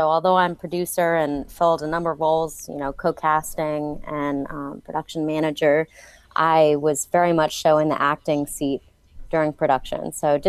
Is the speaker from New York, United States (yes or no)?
no; Atlanta, Georgia, United States; for whatever reason, I never picked up a Southern accent growing up in Atlanta.